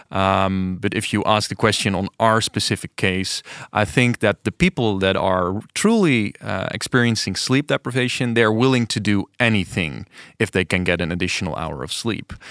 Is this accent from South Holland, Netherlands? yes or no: yes; Delft, South Holland, Netherlands; English is a second language; I am from Delft.